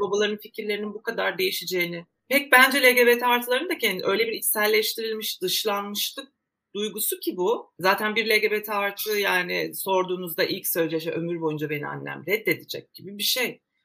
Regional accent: Turkey; Aynı okullarda okuduk, aynı sıralarda okuduk. Aynı mahallelerde büyüdük

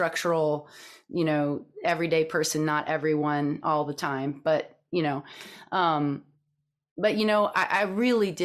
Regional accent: Texas, United States; I grew up in Texas. I grew up in a small town in Texas

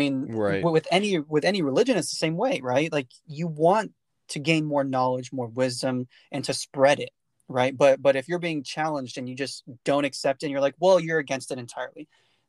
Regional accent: California, United States; I grew up in the Central Valley of California, where the Aggie portion of California is, right? And that area is very small town, very close-knit, right?

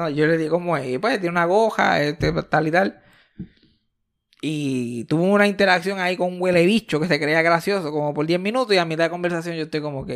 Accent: Mayagüez, Puerto Rico; Mi amiguito de Río Caña él y yo somos del mismo barrio. Él, yo y Eugenio María de Hosto somos de Geocaña, Mayagüez, Puerto Rico

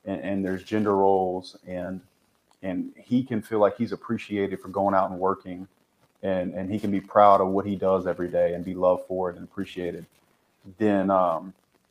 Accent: the South, United States; I grew up in the South

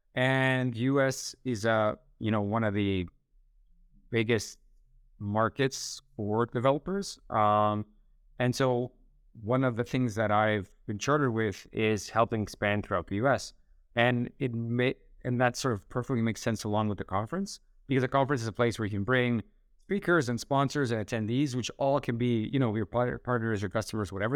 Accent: Canada; moved away; also born or lived in Split, Croatia; born and raised in Canada

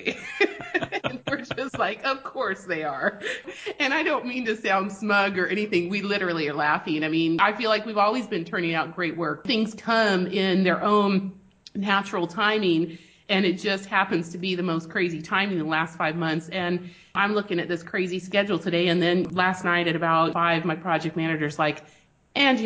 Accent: Spain; moved away; We grew up in Spain

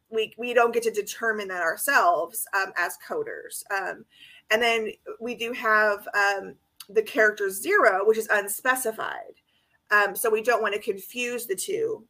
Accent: California, United States; That's my home state

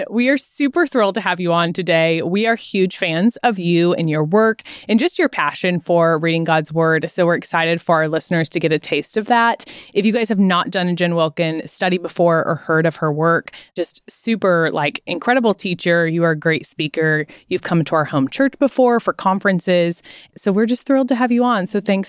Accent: Missouri, United States; Like, dang, we in Missouri just sound like normal, flat accents.

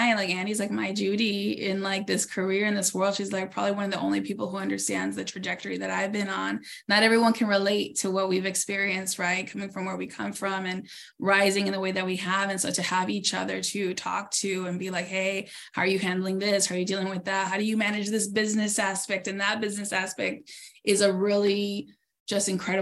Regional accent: Norwalk, California, United States; I'm from Norwalk, California, here in LA. Like, we both grew up from humble beginnings

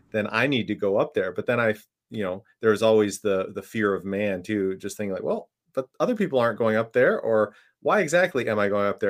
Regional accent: Minnesota, United States; I grew up in Minne, uh, Minnesota, so very familiar with the cold and the winter there

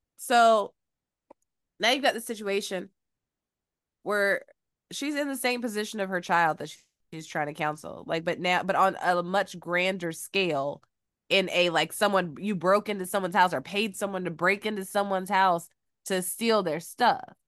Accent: Georgia, United States; also born or lived in Phenix City, Alabama; now in Los Angeles, United States; I am from Georgia

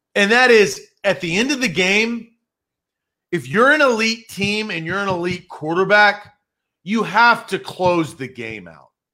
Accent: Nashville, Tennessee, United States; I, I grew up in Nashville, quick story, grew up in Nashville

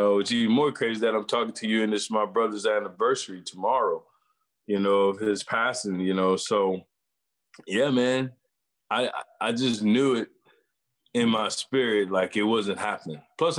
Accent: New Orleans, Louisiana, United States; also born or lived in Metairie, Louisiana; I'm from New Orleans. I grew up 5 minutes in Metairie, Louisiana, born at Charity Hospital, which was 2 seconds away from the Superdome.

